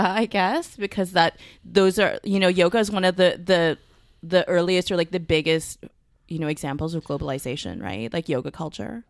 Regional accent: Mississauga, Ontario, Canada; also born or lived in Vancouver / Toronto; I'm from Mississauga

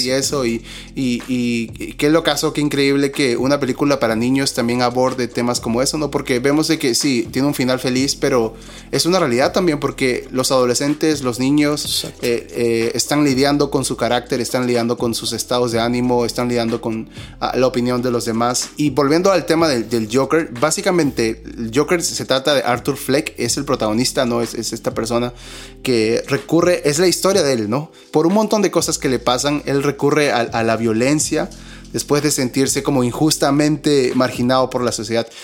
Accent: Peru; somos dos peruanos

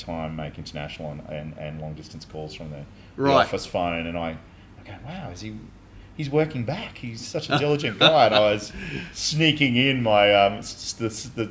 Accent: Brisbane, Queensland, Australia; I loved growing up in Paddington

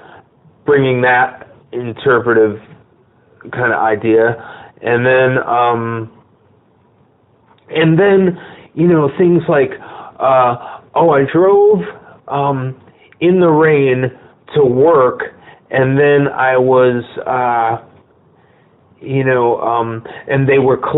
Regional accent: Bridgeport, Connecticut, United States; moved away as an adult; also born or lived in Norwalk, Connecticut; now in Los Angeles, United States; I'm from Bridgeport, Connecticut

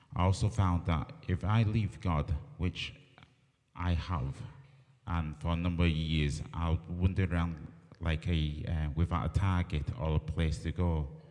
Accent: Barrow-in-Furness, North West England, United Kingdom; also born or lived in Hong Kong; I moved to Barrow when I was five months old. I've been here, well, most of my life.

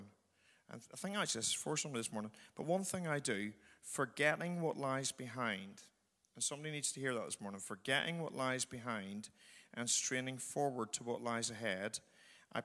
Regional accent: Northern Ireland, United Kingdom; moved away; I'm from Northern Ireland

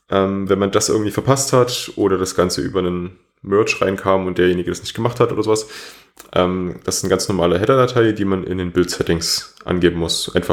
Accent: Berlin, Germany; Gut, ich komme jetzt auch aus Berlin und da ist natürlich noch was anderes.

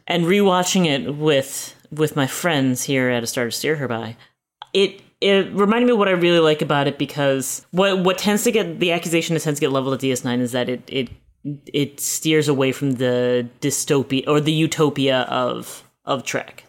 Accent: United States; as an American, as an American citizen

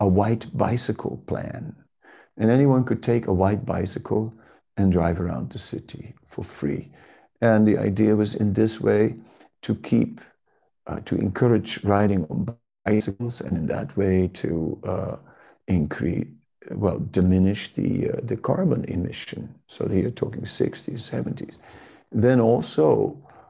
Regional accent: Amsterdam, North Holland, Netherlands; In my hometown, Amsterdam

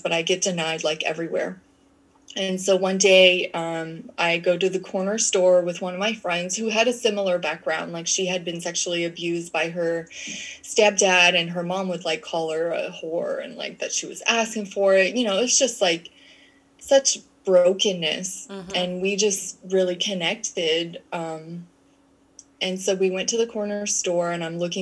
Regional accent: Canada; moved away; also born or lived in United States; I'm Canadian. So my mom had sent me back to Canada, because she was living in the United States

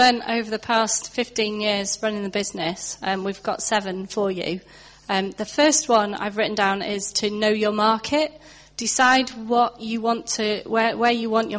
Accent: Nantwich, North West England, United Kingdom; moved away; also born or lived in Northern Ireland; And Nantwich, where I'm from, and there are some people here from Nantwich, it's quite an affluent sort of middle-class market town sort of a place.

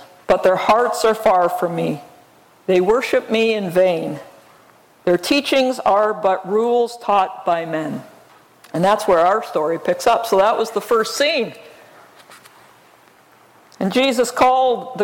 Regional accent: Alberta, Canada; I grew up in Alberta, Canada, up against the mountains.

